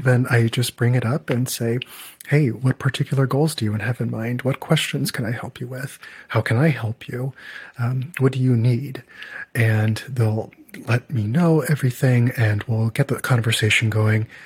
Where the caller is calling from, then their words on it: Chicago, Illinois, United States; English is a second language; I'm calling from Chicago